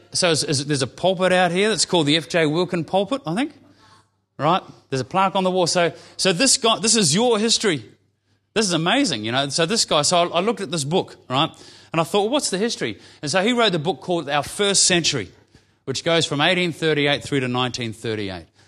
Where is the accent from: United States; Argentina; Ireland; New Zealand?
New Zealand; now in Victoria, Australia; I'm a Kiwi